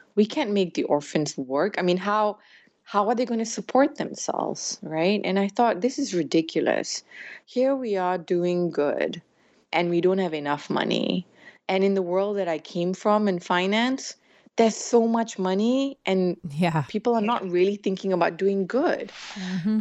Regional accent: Malaysia; moved away as an adult; also born or lived in United States / United Kingdom / West Africa / Europe; I was born here in Malaysia. I'm a child of immigrants in a way because um, my grandfather came here from India and my dad was born here. Uh, so I grew up here

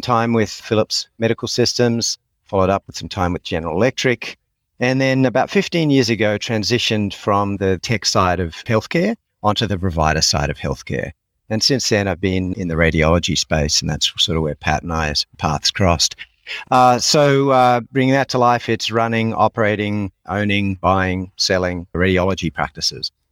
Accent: Sydney, New South Wales, Australia; moved away as an adult; also born or lived in United States; born and raised in Sydney, finished education through university here

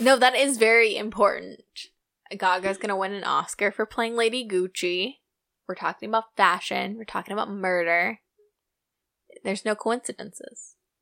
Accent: United States; I'm so American

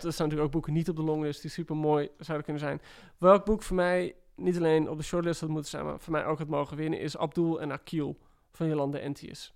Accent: West Friesland, North Holland, Netherlands; ik kom uit West-Friesland

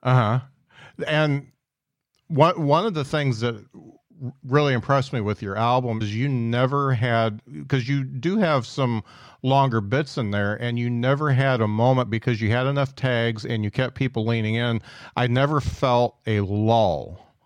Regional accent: Indiana, United States; now in Huntsville, United States; I come from Indiana

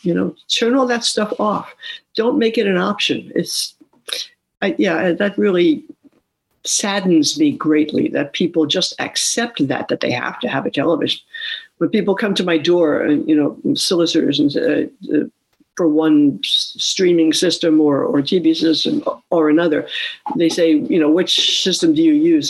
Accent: New York City, New York, United States; moved away; also born or lived in West Sacramento; I grew up in New York City

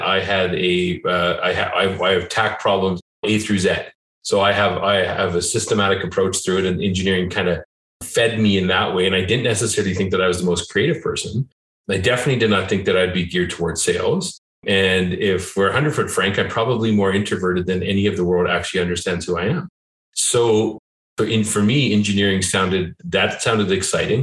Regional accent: Calgary, Alberta, Canada; I'm born and raised in Calgary

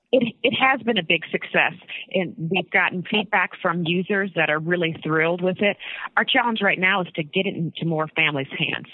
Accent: Northeast Ohio, United States; I'm from Northeast Ohio

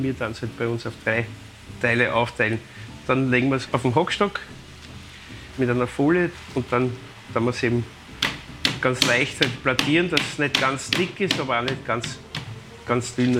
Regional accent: Vienna, Austria; bei uns in Wien

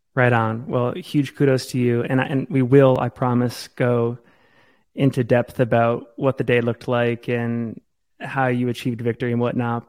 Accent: Maine, United States; now in Salt Lake City, United States; I, I, grew up in Maine.

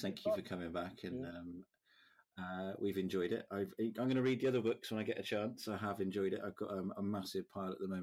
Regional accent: United Kingdom; I'm British

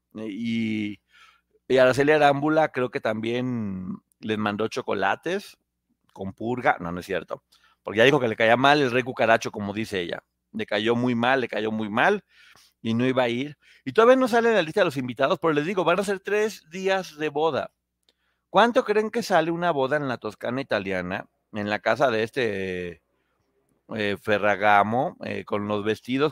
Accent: Mexico; seguimos siendo mexicanos

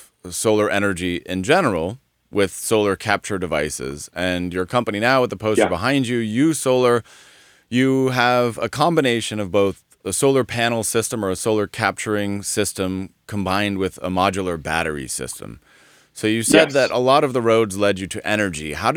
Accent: Denver, Colorado, United States; moved away as an adult; also born or lived in Netherlands; now in Southern California, United States; I was born in a suburb of Denver, Colorado, lived there and went to school in Colorado Springs

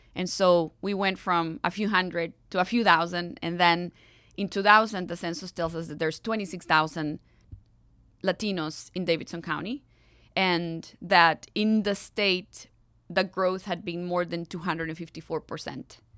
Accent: Costa Rica; English is a second language; moved away as an adult; also born or lived in Atlanta, United States; now in Nashville, United States; as a young Costa Rican wanting to do all I could do to live my country better than I found it

